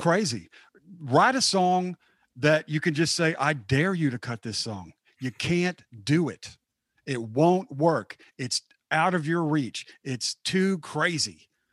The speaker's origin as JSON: {"language": "English", "town": "Dallas", "region": "Texas", "country": "United States", "said": "I'm from the Dallas area"}